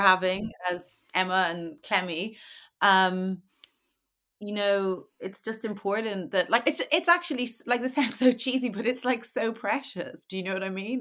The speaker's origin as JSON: {"language": "English", "town": "Dublin", "region": "Leinster", "country": "Ireland", "said": "I'm from Dublin."}